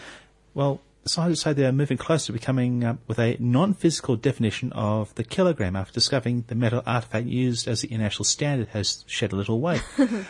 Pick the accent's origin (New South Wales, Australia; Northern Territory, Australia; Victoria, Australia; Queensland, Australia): Queensland, Australia; Townsville; moved away; my hometown of Townsville